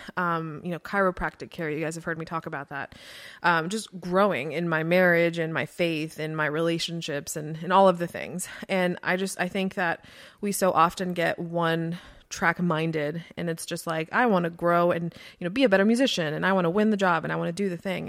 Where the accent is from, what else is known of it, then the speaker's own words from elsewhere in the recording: Florida, United States; moved away; I grew up in Florida